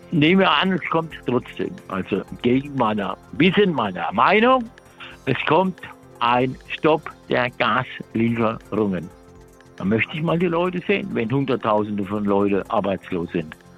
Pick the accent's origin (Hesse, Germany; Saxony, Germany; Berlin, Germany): Hesse, Germany; Frankfurt; ich bin aus Frankfurt